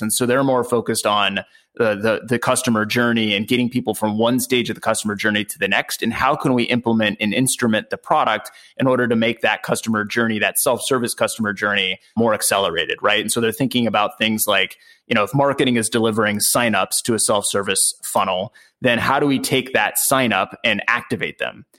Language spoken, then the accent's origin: English; San Diego, California, United States; I'm from San Diego, California